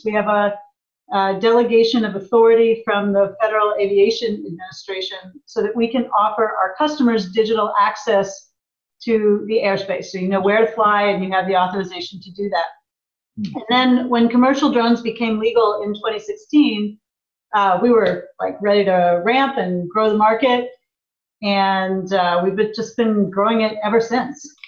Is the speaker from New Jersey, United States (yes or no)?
no; a small town in Indiana, United States; moved away as an adult; also born or lived in Japan / Chicago; now in Portland, United States; I grew up in the Midwest in a small town in Indiana